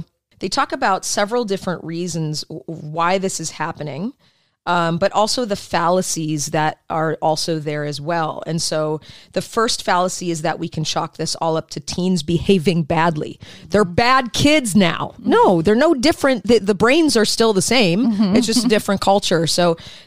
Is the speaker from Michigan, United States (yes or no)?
yes; Michigan, United States; I grew up in Michigan